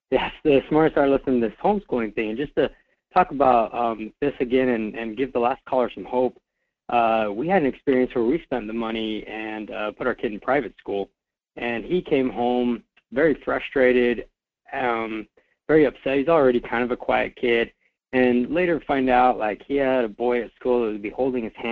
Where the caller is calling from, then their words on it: Fairbanks, Alaska, United States; from Fairbanks.